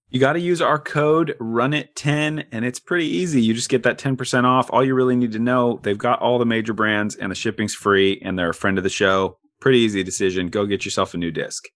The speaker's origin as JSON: {"language": "English", "town": "Corvallis", "region": "Oregon", "country": "United States", "tie": "born or raised there", "said": "I was born and raised in Corvallis"}